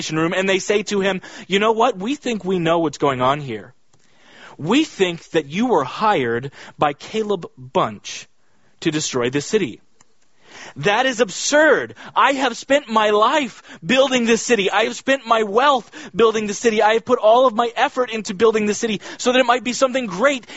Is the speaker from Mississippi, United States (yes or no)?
no; Kansas, United States; I grew up in Kansas